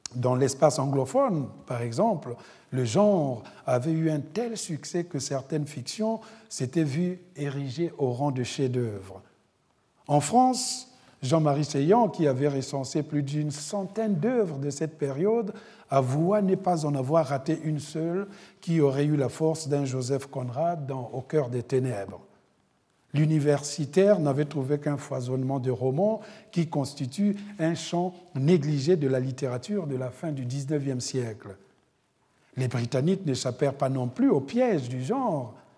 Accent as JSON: {"language": "French", "country": "Republic of the Congo", "moved": "yes", "said": "mon pays d'origine, le Congo-Brazzaville"}